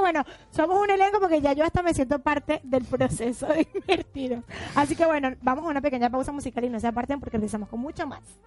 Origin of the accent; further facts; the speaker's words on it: Venezuela; now in Argentina; somos venezolanas